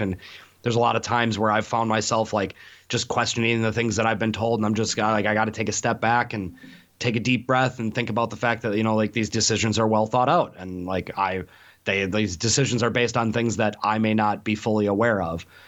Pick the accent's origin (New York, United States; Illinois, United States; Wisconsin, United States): Wisconsin, United States; Milwaukee; moved away; growing up in Milwaukee